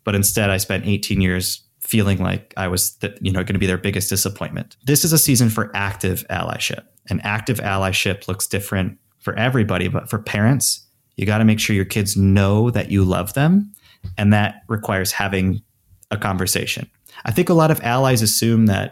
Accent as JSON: {"language": "English", "town": "Traverse City", "region": "Michigan", "country": "United States", "tie": "born or raised there", "moved": "yes", "said": "my hometown in Traverse City, Michigan"}